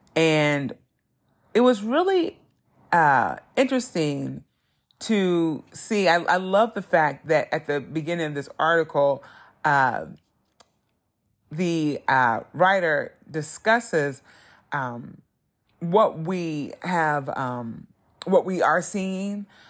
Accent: Southern Indiana, United States; growing up in Southern Indiana wasn't easy being a black person

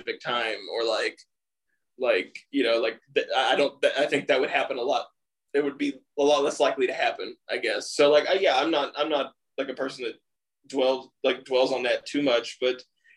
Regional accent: East Tennessee, United States; Michael and I, we're from East Tennessee

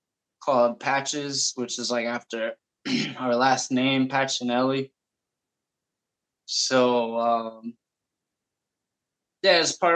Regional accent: Bakersfield, California, United States; also born or lived in Los Angeles; mom moved to Bakersfield. And that's how that whole chapter started. So, yeah, from like, what was it, like 5, I think, to like 13, I was in Bakersfield, or at least, 12, 13. Yeah. I'm like 37 now.

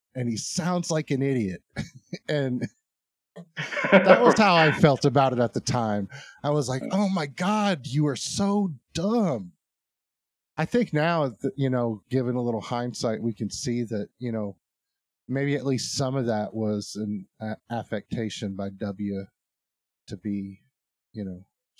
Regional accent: Arkansas, United States; I guess we are from Arkansas.

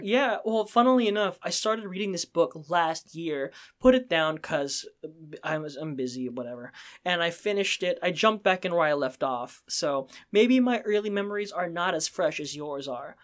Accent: Pennsylvania, United States; as a Asian American myself, um, there, if someone who struggled with feeling like an outsider growing up in Pennsylvania where there's, was one of the only Asians in the school

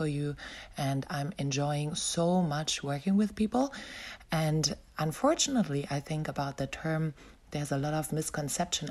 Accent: Berlin, Germany; moved away as an adult; also born or lived in Melbourne, Australia; I decided to return back to my hometown, Berlin.

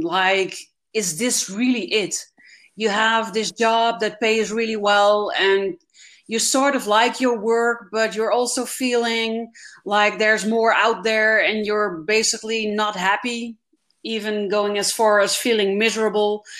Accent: Netherlands; I'm actually from the Netherlands and not Germany

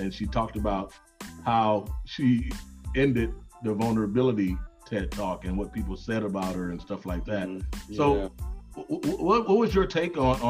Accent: Los Angeles, California, United States; I grew up in South Central

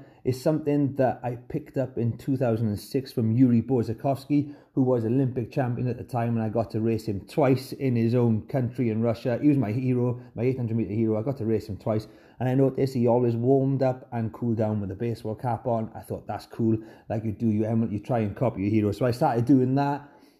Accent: Llanelli, Wales, United Kingdom; As if I need to prove that I'm from Llanelli.

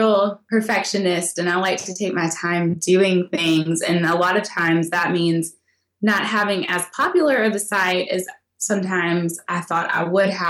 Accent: Tennessee, United States; I'm from Tennessee

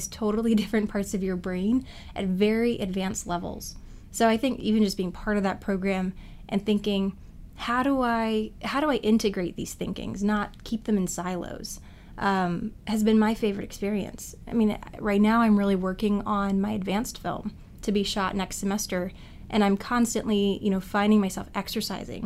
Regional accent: Richmond, Virginia, United States; now in New York, United States; My hometown is Richmond, Virginia

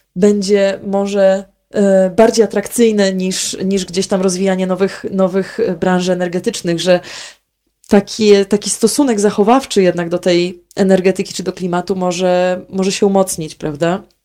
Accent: Warmian-Masurian Voivodeship, Poland; u nas na Mazurach

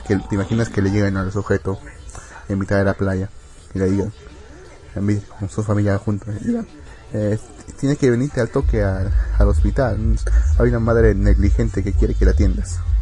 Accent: Peru; soy peruano

